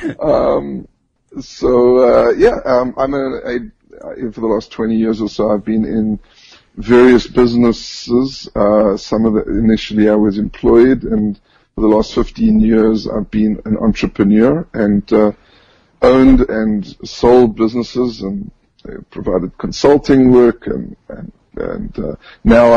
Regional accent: Johannesburg, Gauteng, South Africa; moved away as an adult; now in Israel; I was born and raised in South Africa, in Johannesburg.

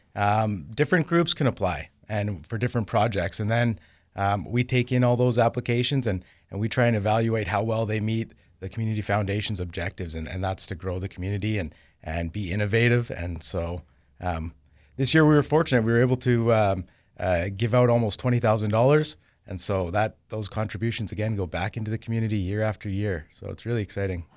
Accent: Winkler, Manitoba, Canada; I didn't grow up there. I grew up here in Winkler

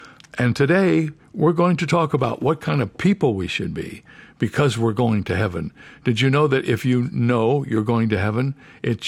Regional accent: Toledo, Ohio, United States; now in San Diego, United States; I was born in Toledo, Ohio. And I live in San Diego, California

